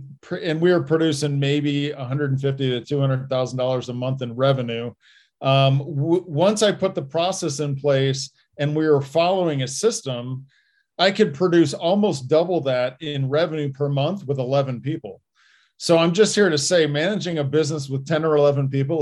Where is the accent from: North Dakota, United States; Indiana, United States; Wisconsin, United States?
Indiana, United States; now in Colorado, United States; growing up in Indiana